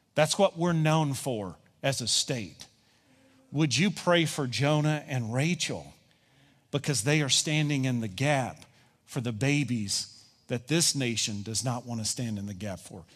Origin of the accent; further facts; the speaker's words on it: Kentucky, United States; I'm from Kentucky